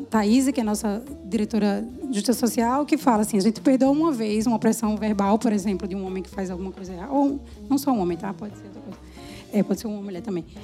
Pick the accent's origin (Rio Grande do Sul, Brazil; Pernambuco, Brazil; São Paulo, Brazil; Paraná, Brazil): Pernambuco, Brazil; Recife; eu sou de Recife